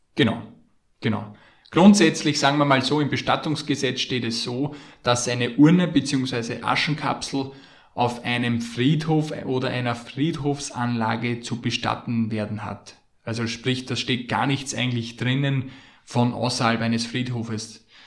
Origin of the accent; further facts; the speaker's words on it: Austria; bei uns in Österreich